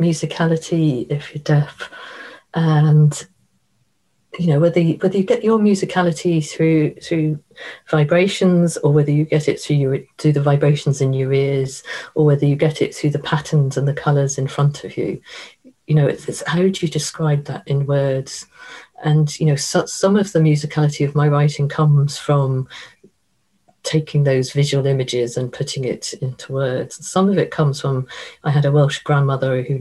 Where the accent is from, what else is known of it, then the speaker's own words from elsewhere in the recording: Ireland; we all grow up with our myths being taught to us in junior school